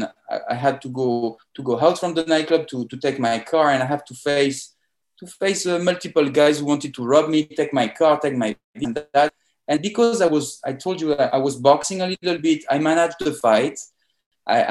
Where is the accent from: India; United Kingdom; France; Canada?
France; accent: French; English is a second language; moved away as an adult; also born or lived in Paris; now in Miami, United States; I'm a French guy. As you can notice in my accent. I born in France and I moved to Miami in 2014.